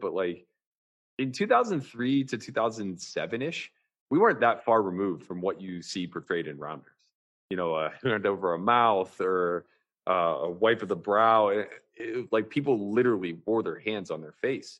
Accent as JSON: {"language": "English", "area": "outside of Pittsburgh", "region": "Pennsylvania", "country": "United States", "tie": "born or raised there", "said": "growing up outside of Pittsburgh in, a very blue collar type of city"}